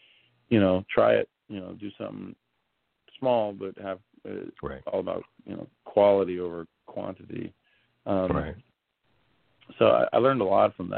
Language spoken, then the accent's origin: English; Hawaii, United States; me and Tonto, I really connected because we're both Hawaiian.